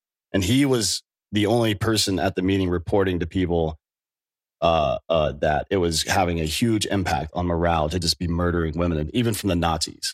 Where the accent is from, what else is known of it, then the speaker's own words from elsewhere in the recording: Clemson, South Carolina, United States; I grew up in near Clemson